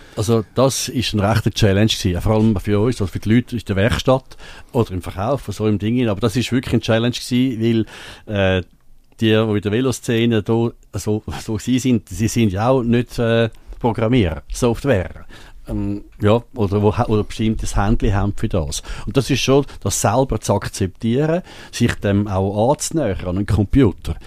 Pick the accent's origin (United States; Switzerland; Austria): Switzerland; bei uns in der Schweiz